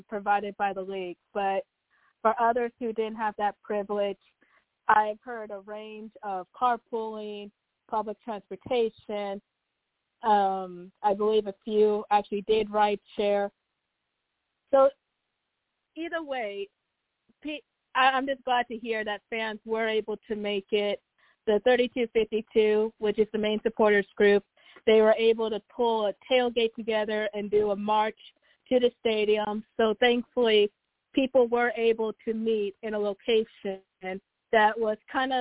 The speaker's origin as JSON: {"language": "English", "town": "Kansas City", "country": "United States", "tie": "born or raised there", "said": "I'm originally from Kansas City."}